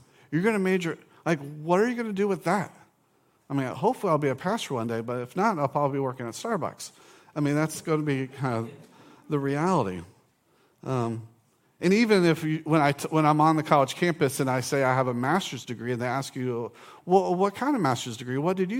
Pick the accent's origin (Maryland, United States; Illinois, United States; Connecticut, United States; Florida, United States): Florida, United States; Orange Park; In college, I grew up in Orange Park.